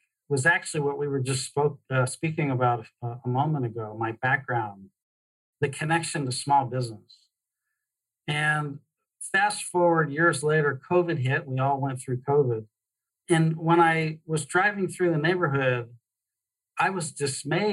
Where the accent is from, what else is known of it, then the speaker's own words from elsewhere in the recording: Pennsylvania, United States; also born or lived in Pittsburgh / Indiana; now in Phoenix, United States; Born and raised in Pennsylvania